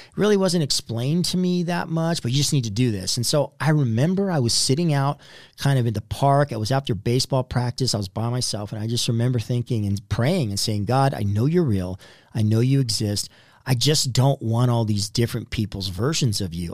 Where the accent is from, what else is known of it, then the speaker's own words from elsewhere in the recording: Southern California, United States; I was born in Southern California